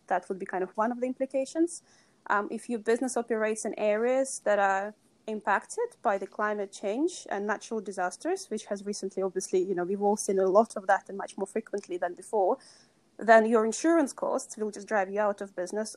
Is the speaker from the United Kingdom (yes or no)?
no; Russia; moved away; I grew up in, in Russia and I was born in Soviet Union